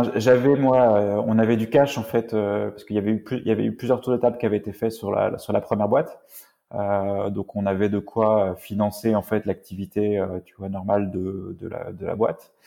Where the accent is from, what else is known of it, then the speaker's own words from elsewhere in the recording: Rennes, Brittany, France; je suis originaire de Rennes